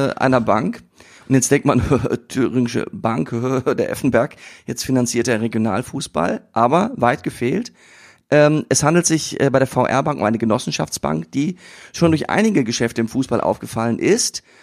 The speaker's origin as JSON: {"language": "German", "region": "Berlin", "country": "Germany", "said": "für mich als Berliner klingt das für mich wie eine grobe Beleidigung."}